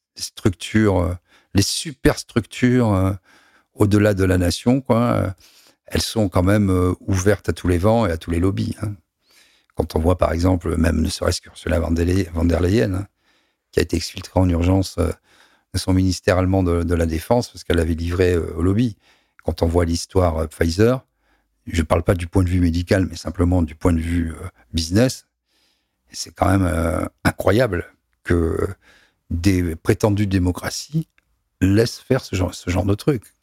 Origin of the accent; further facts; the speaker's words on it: Toulon, Provence-Alpes-Côte d'Azur, France; je suis né à Toulon